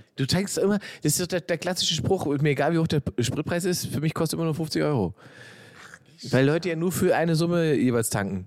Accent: East Germany, Germany; da wo ich herkomme im Osten

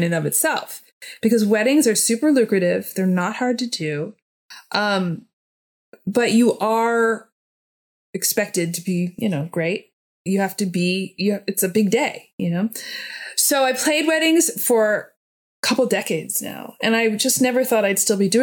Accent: United States; I'm just American. You know, at the end of the day, even though I have European roots

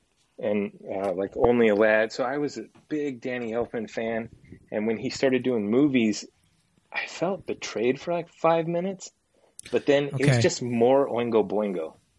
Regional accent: Reno, Nevada, United States; I was still living in Reno, my hometown.

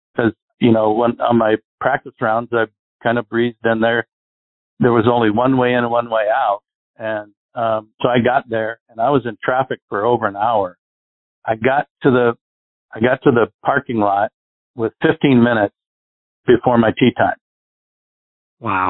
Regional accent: Arizona, United States; I grew up in Arizona where we get no wind here

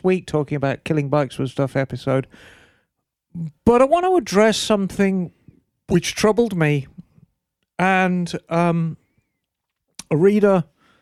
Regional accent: Birmingham, West Midlands, United Kingdom; moved away; my dear old hometown, Birmingham

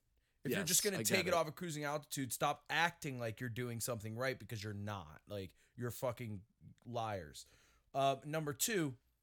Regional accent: Florida, United States; this is what the world thinks of me when I tell people I'm from Florida.

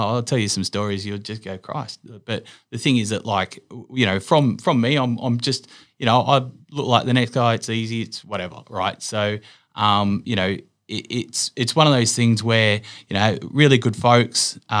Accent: Wentworthville, New South Wales, Australia; I'm Garden Variety Sydney.

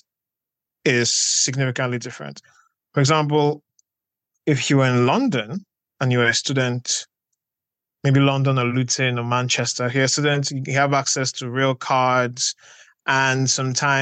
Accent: Nigeria; moved away as an adult; also born or lived in Delta State, Nigeria / Lagos, Nigeria; now in United Kingdom; I'm Nigerian and I'm a lawyer, writer, journalist, communications executive, and film critic.

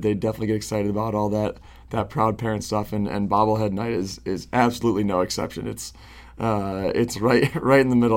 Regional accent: Syracuse, New York, United States; I was born and raised in Syracuse, New York

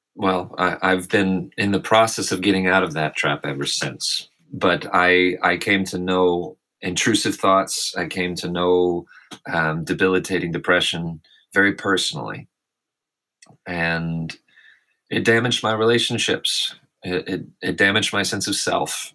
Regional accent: Arkansas, United States; moved away as an adult; also born or lived in California; born and raised in Arkansas

